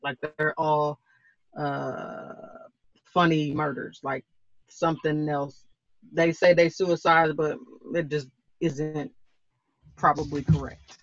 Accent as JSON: {"language": "English", "region": "Oklahoma", "country": "United States", "said": "I'm from Oklahoma"}